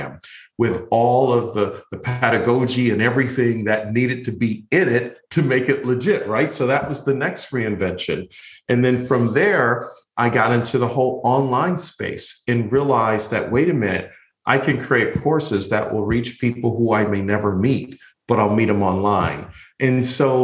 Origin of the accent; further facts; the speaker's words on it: Buffalo, New York, United States; now in Florida, United States; I'm originally from Buffalo, New York. And yes, I grew up in a family that was very poor.